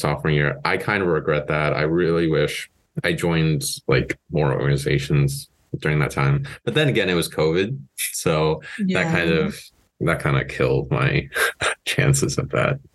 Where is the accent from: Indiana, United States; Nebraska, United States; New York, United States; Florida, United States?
Indiana, United States; Paoli; I'm from Paoli, Indiana